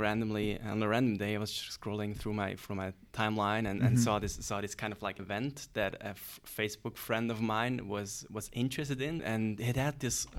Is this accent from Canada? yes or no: no; Kloten, Zurich, Switzerland; English is a second language; I grew up in Kloten, which is actually where Zurich Airport is located.